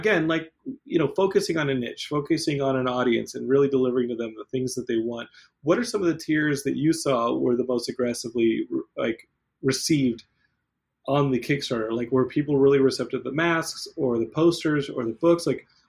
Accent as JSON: {"language": "English", "town": "Austin", "region": "Texas", "country": "United States", "tie": "born or raised there", "said": "Because I grew up in Austin, and he was just on Austin Access TV back then."}